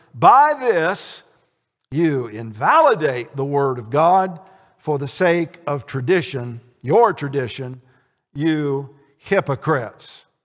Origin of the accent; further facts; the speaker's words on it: Connersville, Indiana, United States; my hometown of Connersville